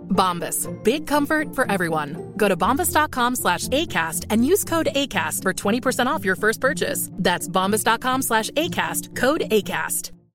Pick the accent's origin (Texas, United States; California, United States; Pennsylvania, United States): Texas, United States; I am a Texan. I'm from Texas